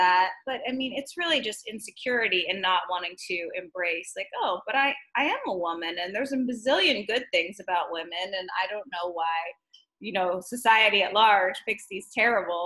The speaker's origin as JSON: {"language": "English", "region": "Texas", "country": "United States", "tie": "born or raised there", "said": "I was raised in Texas"}